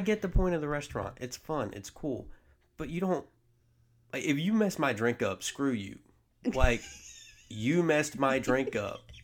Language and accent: English; the South, United States; also born or lived in New Jersey; I was born in the North and the South raised me